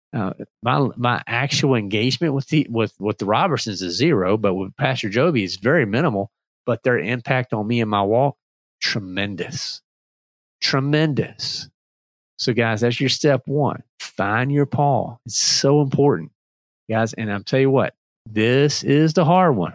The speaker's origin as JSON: {"language": "English", "region": "North Carolina", "country": "United States", "also_born_or_lived": "Virginia", "said": "I'm from Virginia, but basically North Carolina uh, for for most of my life, we just speak the same language"}